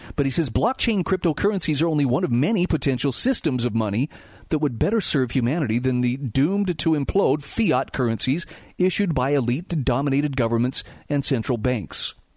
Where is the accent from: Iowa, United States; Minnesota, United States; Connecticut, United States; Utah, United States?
Utah, United States; my home state of Utah